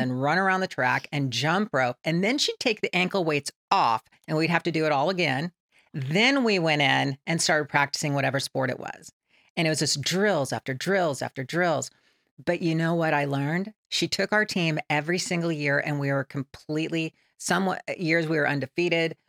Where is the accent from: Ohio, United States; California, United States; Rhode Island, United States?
California, United States; San Bernardino; I grew up in San Bernardino, California